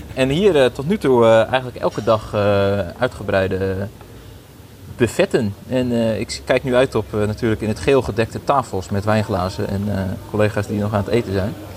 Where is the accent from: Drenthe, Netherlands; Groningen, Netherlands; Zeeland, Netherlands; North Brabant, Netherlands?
Drenthe, Netherlands; ik kom zelf uit Drenthe